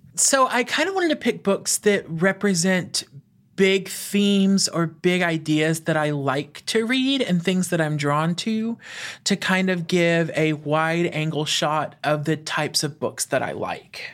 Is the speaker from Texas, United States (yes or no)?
yes; East Texas, United States; moved away as an adult; now in Louisiana, United States; I grew up in a small town in East Texas. I grew up on a twenty-acre farm in the middle of nowhere